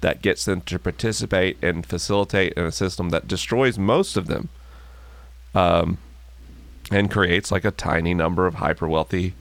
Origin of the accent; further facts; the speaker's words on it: the South, United States; moved away; I grew up in the South when I was a kid